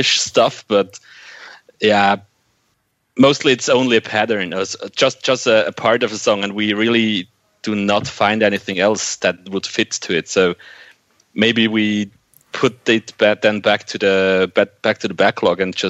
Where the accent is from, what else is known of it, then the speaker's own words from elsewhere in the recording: Switzerland; we in Switzerland